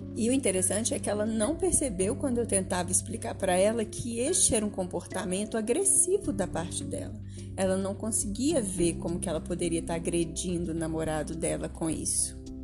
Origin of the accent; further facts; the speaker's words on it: Minas Gerais, Brazil; aqui em Minas, que é a minha história, que, é o, que eu conheço bem, que eu, onde eu cresci, né? Eu sou mineira